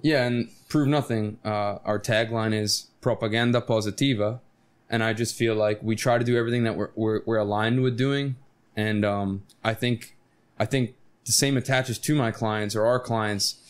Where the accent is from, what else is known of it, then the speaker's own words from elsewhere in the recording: Stuart, Florida, United States; moved away; I grew up in Stuart, Florida, Martin County, Florida, which is a sailfish capital of the world